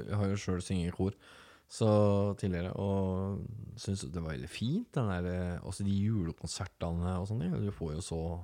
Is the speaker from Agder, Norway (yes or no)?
no; Telemark, Norway; Jeg kommer fra Telemark og har den bakgrunnen